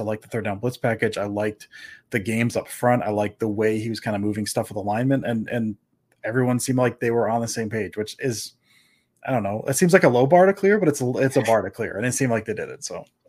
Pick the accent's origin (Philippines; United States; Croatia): United States; Florida; we grew up in Florida